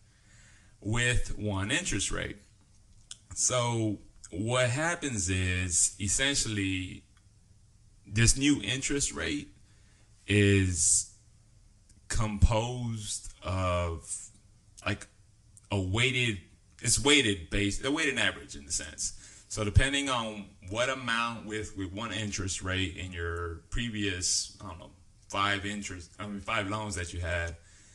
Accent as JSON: {"language": "English", "area": "the South", "region": "Texas", "country": "United States", "also_born_or_lived": "the North (US)", "said": "we do have our own dialect"}